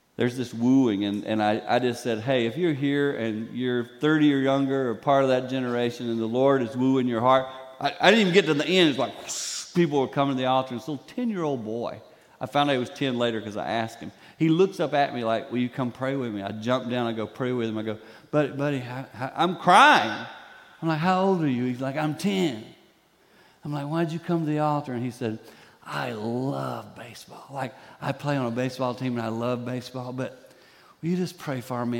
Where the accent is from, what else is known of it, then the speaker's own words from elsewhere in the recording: the Carolinas, United States; now in Michigan, United States; I grew up in the Carolinas